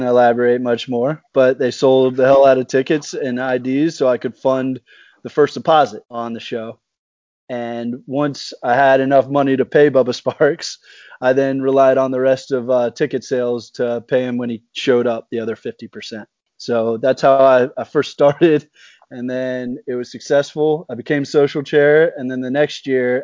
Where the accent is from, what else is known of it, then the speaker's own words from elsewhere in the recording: Atlanta, Georgia, United States; moved away as an adult; also born or lived in Indiana; being from Atlanta